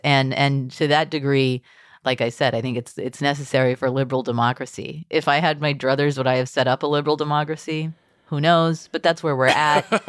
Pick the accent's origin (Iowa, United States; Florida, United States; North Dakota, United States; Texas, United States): Texas, United States; I grew up in Texas public schools